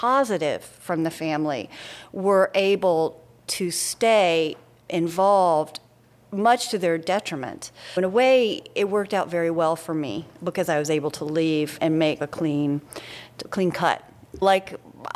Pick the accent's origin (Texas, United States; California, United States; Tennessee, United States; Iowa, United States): Tennessee, United States; rural; I grew up in Tennessee, but my father was Bermudian